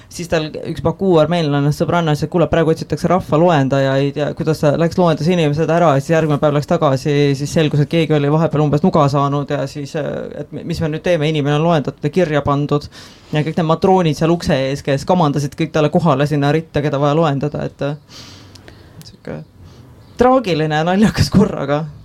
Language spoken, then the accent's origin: Estonian; Estonia; ma kasvasin üles Eestis